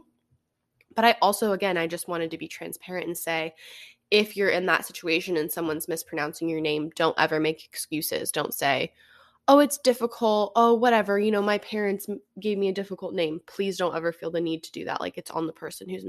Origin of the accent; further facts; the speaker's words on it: West Coast, United States; someone from the West Coast